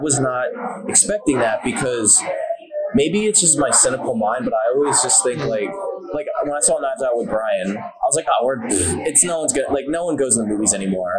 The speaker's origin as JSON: {"language": "English", "country": "United States"}